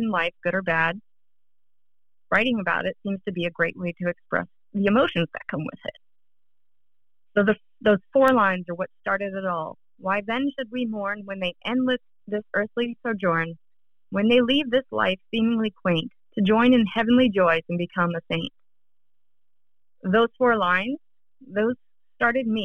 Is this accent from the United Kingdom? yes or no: no; North Carolina, United States; also born or lived in Pittsburgh, Pennsylvania; now in Northern Virginia, United States; I was born in Pittsburgh, and I grew up in North Carolina.